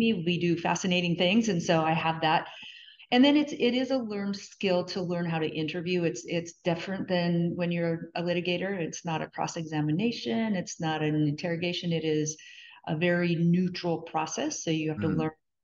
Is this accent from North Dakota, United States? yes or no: yes; North Dakota, United States; moved away as an adult; also born or lived in California; I grew up in North Dakota on a farm